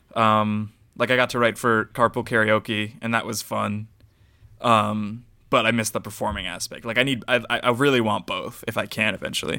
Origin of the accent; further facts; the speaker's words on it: United States; growing up in America as a brown person